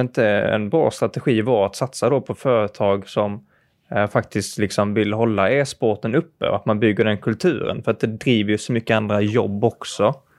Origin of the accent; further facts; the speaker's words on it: Malmö, Skåne, Sweden; jag kommer ju från, eh, från Malmö